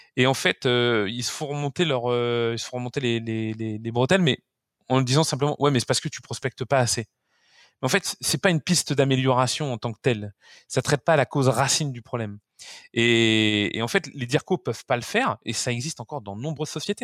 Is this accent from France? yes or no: yes; France; chez nous en France